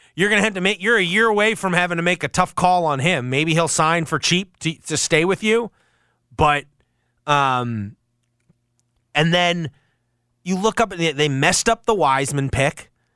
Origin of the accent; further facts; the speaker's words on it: Washington, District of Columbia, United States; My my my hometown Wizards